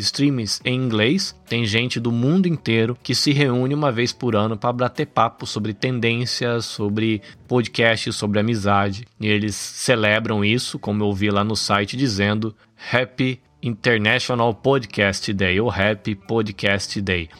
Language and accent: Portuguese; interior of São Paulo, Brazil; moved away as an adult; also born or lived in Salvador, Bahia, Brazil; now in Shizuoka, Japan; eu sou brasileiro, nascido em Salvador, na Bahia, cresci no interior de São Paulo e vivo aqui na província de Shizuoka, no Japão